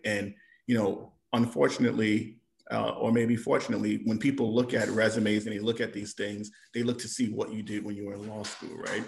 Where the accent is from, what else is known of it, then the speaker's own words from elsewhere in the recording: New York, United States; moved away as an adult; now in Illinois, United States; I'm born and raised in New York